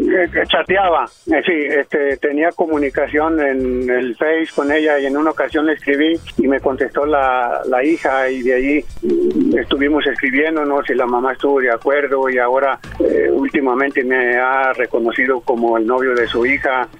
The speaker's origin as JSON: {"language": "Spanish", "region": "Jalisco", "country": "Mexico", "said": "Yo soy de Jalisco"}